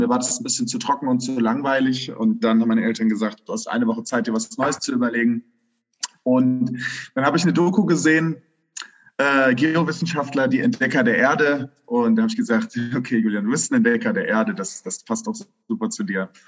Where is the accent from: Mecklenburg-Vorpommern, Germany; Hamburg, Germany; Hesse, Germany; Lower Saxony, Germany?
Hesse, Germany; Königstein im Taunus; Ich komme ursprünglich aus äh, Königstein. Das ist ein ganz beschauliches Vorörtchen von Frankfurt am Main.